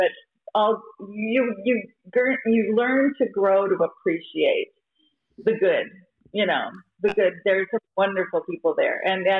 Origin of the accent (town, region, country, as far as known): Minnesota, United States